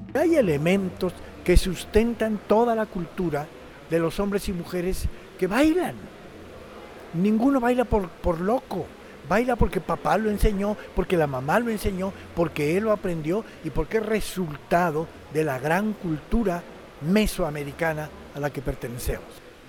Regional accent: Mexico; also born or lived in Mexico City / Havana, Cuba; como somos los mexicanos, olvidadizos

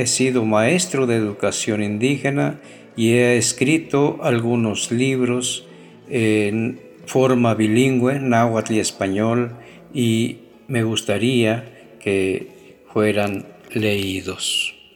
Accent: Colatlán, Veracruz, Mexico; vengo del pueblo de Colatlán, del municipio de Izhuatlán de Madero, del estado de Veracruz

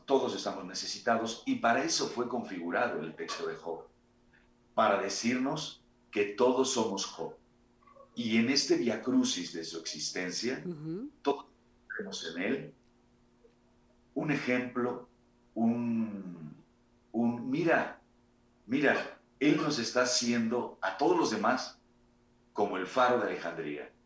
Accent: Mexico; nosotros, como, mexicanos

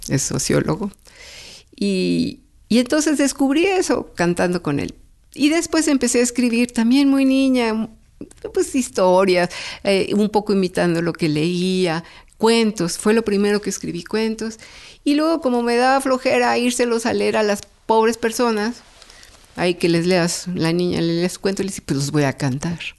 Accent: Mexico City, Mexico; En San Pedro de los Pinos.

